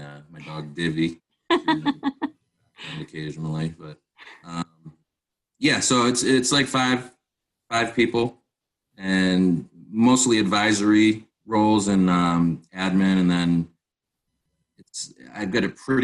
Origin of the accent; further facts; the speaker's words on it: Massachusetts, United States; I started off in Massachusetts. It's my home state